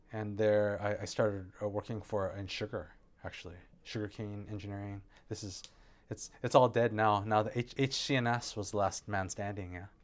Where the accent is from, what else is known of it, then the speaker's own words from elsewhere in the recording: Santa Monica, California, United States; moved away as an adult; now in Hawaii, United States; I was born in Santa Monica, California. I grew up there